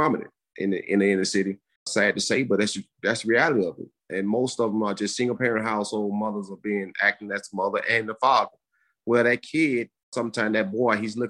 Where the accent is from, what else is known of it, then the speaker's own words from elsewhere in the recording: Birmingham, Alabama, United States; I grew up in Birmingham, Alabama, pretty much a single parent household.